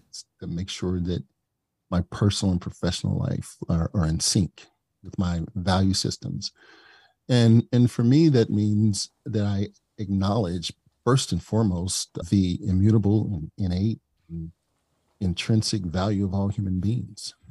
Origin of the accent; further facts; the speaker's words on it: East St. Louis, Illinois, United States; I came from East Saint Louis, and I grew up with the benefit of having about ninety-nine percent of my teachers and instructors